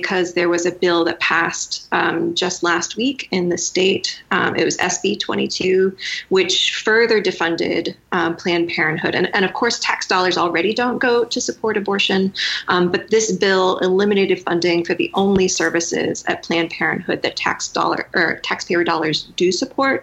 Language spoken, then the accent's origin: English; Macon, Missouri, United States; also born or lived in Columbia, Missouri; I grew up in Macon, Missouri.